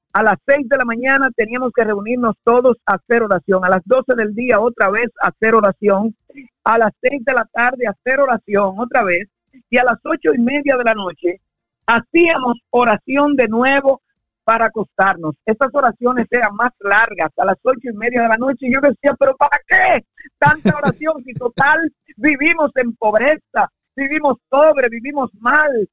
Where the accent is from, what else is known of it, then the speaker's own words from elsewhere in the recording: Santo Domingo, Distrito Nacional, Dominican Republic; now in United States; yo nací en Santo Domingo, República Dominicana. Yo soy dominicano